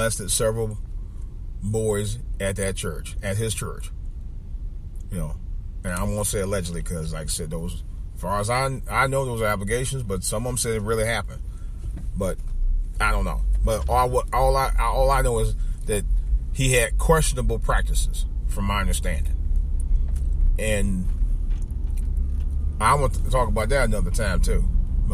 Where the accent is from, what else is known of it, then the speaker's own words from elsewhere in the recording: Cleveland, Ohio, United States; my hometown, Cleveland, Ohio